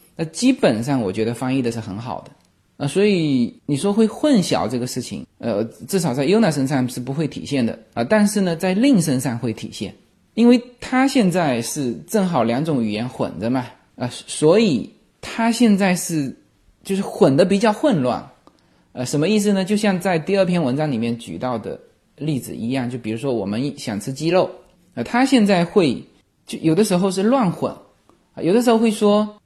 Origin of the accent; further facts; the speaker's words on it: China; now in United States; 我们中国人